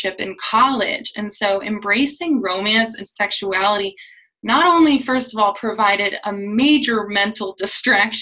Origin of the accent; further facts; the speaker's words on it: United States; especially as an American